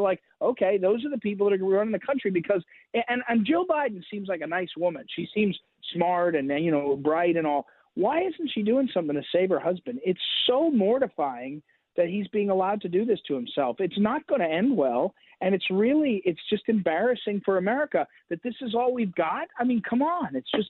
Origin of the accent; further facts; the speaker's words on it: New Jersey, United States; You know, I grew up in New Jersey.